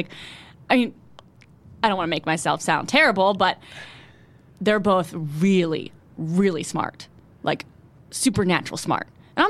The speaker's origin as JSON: {"language": "English", "town": "Ambler", "region": "Pennsylvania", "country": "United States", "tie": "born or raised there", "moved": "yes", "said": "I was born in Pennsylvania, Abingdon Hospital. So that's where I've lived my whole life, is outside of Philly, those suburbs."}